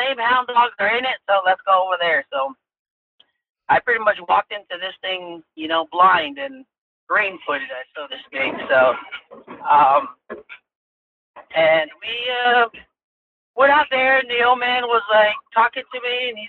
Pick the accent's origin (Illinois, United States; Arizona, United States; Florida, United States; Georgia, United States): Arizona, United States; I was born and raised on the Navajo Reservation. Went to school here, elementary school, high school